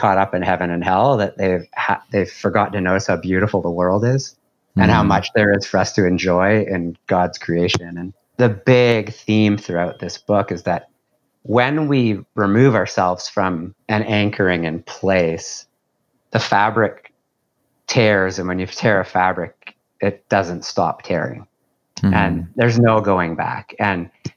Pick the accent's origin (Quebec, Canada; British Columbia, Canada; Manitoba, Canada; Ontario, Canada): British Columbia, Canada; White Rock; moved away as an adult; now in Dartmouth, Canada; I grew up in White Rock in the Vancouver area, in the suburb of Vancouver